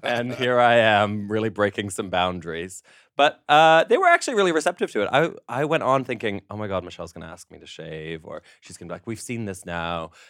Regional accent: Canada; now in United Kingdom; As a Canadian living in Britain working in America

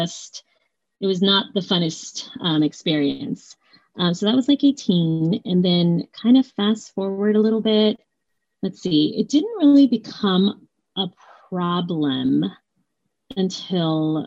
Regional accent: Southern California, United States; moved away as an adult; now in Edmonds, United States; I am from Southern California. I live in Edmonds, Washington

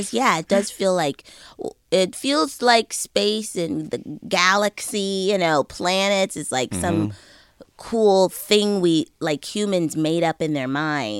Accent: Bellevue, Washington, United States; moved away; I'm from technically I'm from Bellevue, which is like 10 minutes outside of Seattle.

